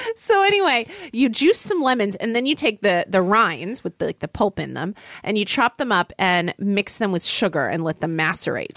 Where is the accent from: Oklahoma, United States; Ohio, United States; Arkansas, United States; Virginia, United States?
Oklahoma, United States; now in Seattle, United States; I grew up in Oklahoma, which is kind of the South